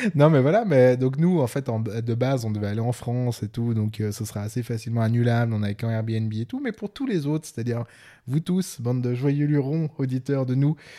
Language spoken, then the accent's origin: French; Switzerland; accent: Swiss; mon accent suisse en anglais